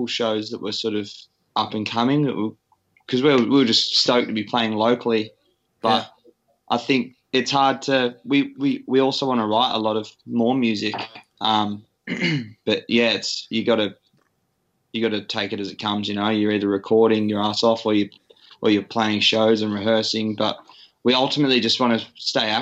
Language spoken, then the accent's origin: English; Sydney, New South Wales, Australia; now in Perth, Australia; I'm from Sydney